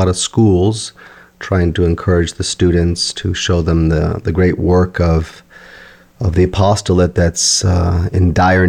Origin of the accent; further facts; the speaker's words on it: Michigan, United States; also born or lived in India / England; Born and raised in Michigan, actually went to college here, St. Mary's, went to the seminary.